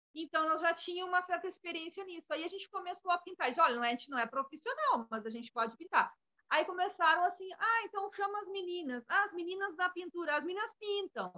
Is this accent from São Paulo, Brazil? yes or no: no; Alegrete, Rio Grande do Sul, Brazil; also born or lived in Balneário Camboriú; now in Florianópolis, Brazil; eu sou natural de Alegrete